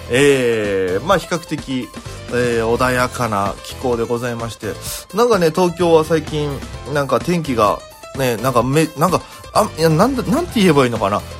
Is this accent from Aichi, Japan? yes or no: no; Okinawa, Japan; now in Tokyo, Japan; 在東京で活動しておりますピン芸人の … ですよろしくお願いいたしますこの番組は大都会東京へ口先一つで乗り込んだ沖縄芸人の一人語り